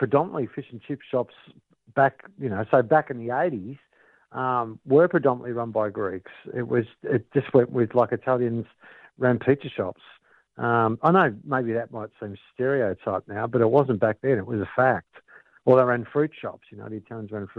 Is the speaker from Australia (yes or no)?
yes; Brunswick, Victoria, Australia; I grew up in Brunswick, and without giving away my age, but I grew up in Brunswick, you know, kind of during the 70s and the 80s.